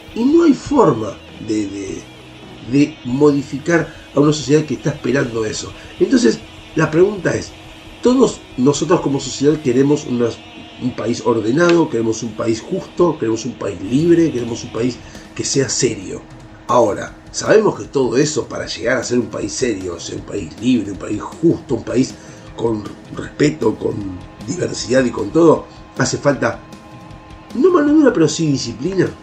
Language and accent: Spanish; Argentina; como ciudadanos argentinos